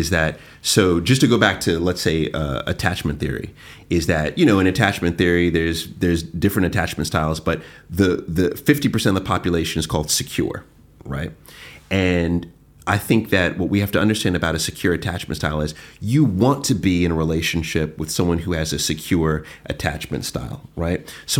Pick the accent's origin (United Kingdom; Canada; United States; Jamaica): Jamaica; being Jamaican, I always felt like we're very cold, like, don't touch me, like, all this.